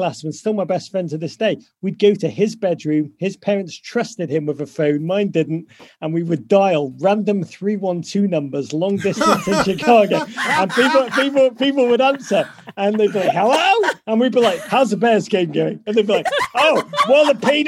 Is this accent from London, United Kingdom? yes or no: no; Liverpool, North West England, United Kingdom; moved away as an adult; now in United States; I grew up in Liverpool, the most magnificent city in the world, in the 1980s